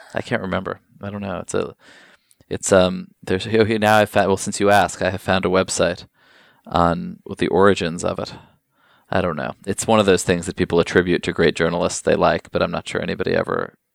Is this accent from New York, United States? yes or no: yes; New York, United States; I grew up here in New York